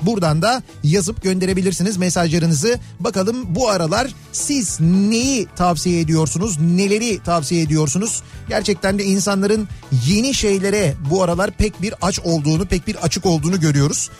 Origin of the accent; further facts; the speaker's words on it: Kocamustafapaşa, Istanbul, Turkey; bizim yöresel koca Mustafa Paşa yöresinde böyle derler